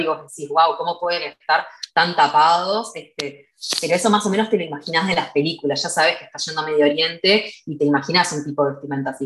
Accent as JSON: {"language": "Spanish", "country": "Uruguay", "said": "en mi país no hay, eh, como que acá en Uruguay no hay ejército obligatorio"}